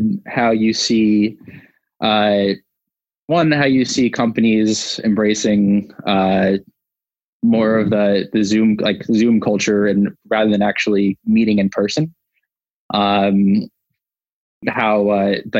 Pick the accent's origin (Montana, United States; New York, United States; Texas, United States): New York, United States; I'm from New York originally